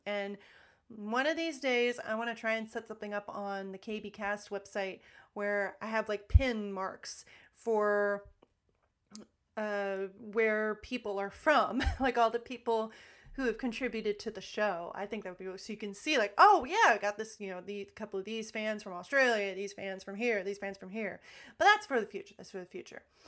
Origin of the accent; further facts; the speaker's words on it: United States; me being an American, obviously you can tell from the way I talk, I'm an American